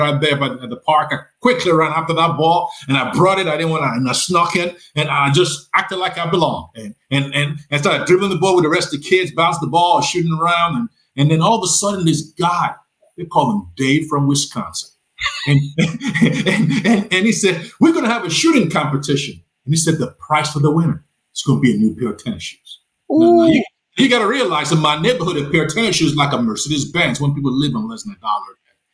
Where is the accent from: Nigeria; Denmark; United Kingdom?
Nigeria; also born or lived in Lagos, Nigeria; now in Charlotte, United States; you can tell from my accent, you know, that I'm not from Tennessee. I'm from Nigeria.